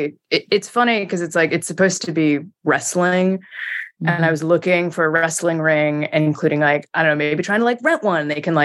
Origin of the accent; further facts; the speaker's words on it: Seattle, Washington, United States; now in Brooklyn, United States; I'm from Seattle